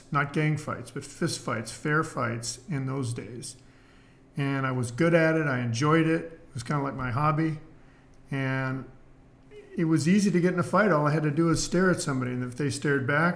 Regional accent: San Pedro, California, United States; I grew up in San Pedro, back in 1963

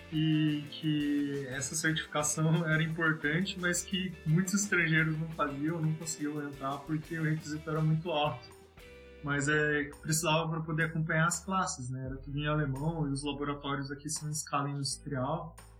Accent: Apucarana, Paraná, Brazil; moved away as an adult; now in Germany; Eu sou natural de Apucarana

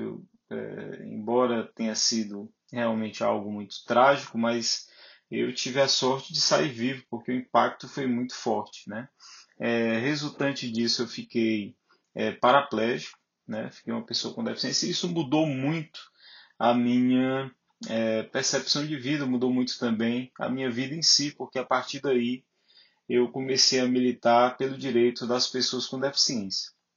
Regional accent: Fortaleza, Ceará, Brazil; sou nordestino, nascido e criado aqui em Fortaleza, Ceará

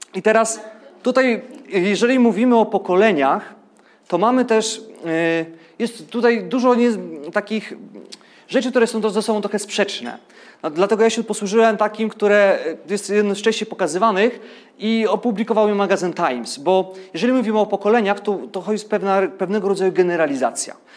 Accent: Ustrzyki Dolne, Subcarpathian Voivodeship, Poland; urodziłem się w Ustrzykach Dolnych, więc powiedzmy, że tam komuna trochę dłużej żyła.

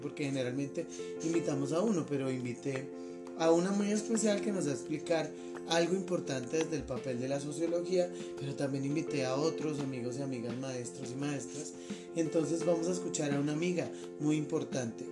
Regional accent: Colombia; a los maestros de Colombia

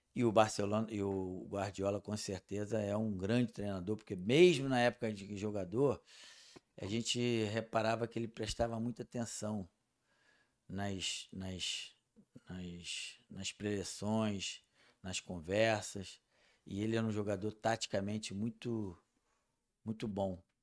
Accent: Rio de Janeiro, Brazil; eu nasci no Jacarezinho. Eu sou um, um ex-favelado, sei da dificuldade que é nascer no Jacarezinho, sei da dificuldade que é viver numa favela

